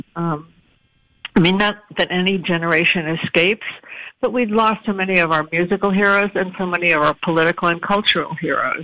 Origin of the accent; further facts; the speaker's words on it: Providence, Rhode Island, United States; I was born in Providence